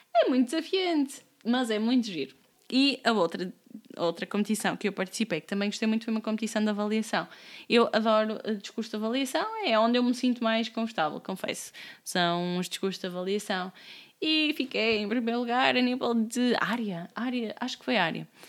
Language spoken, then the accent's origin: Portuguese; Amarante, Norte, Portugal; also born or lived in Braga; now in Lisbon, Portugal; tenho pronúncia, eu sou de Amarante, vivi nove anos em Braga, agora estou em Lisboa